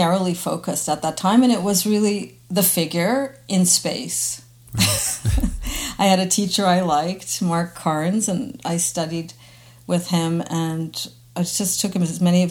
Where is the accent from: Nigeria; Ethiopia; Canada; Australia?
Canada; Winnipeg, Manitoba; now in Montreal, Canada; I grew up in Winnipeg